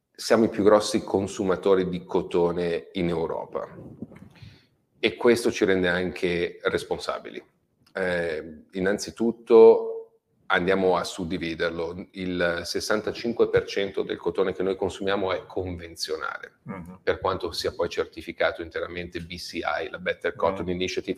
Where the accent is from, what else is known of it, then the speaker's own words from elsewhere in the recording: Robecchetto con Induno, Lombardy, Italy; mio paesino di Robecchetto con Induno, dove si trova l'azienda